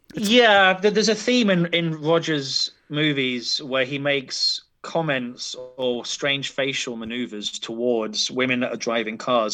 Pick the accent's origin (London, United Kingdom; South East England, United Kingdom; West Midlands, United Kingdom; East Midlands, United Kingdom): London, United Kingdom; As a Londoner